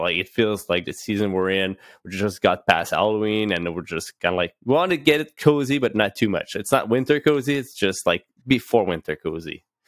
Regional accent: Gatineau, Quebec, Canada; I'm originally from Gatineau. I'm still in Gatineau

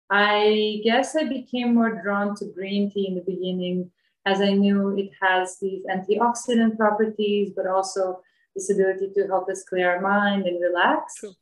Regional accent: Bosnia & Herzegovina; moved away as an adult; now in Ubud, Indonesia; Before that, I was traveling and living in different parts of the world. And originally, I come from Bosnia.

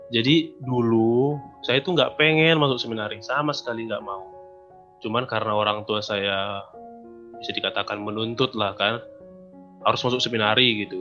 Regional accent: Sumbul, North Sumatra, Indonesia; Kebetulan saya Katolik juga, asal saya dari Sumbul, Kabupaten Dairi.

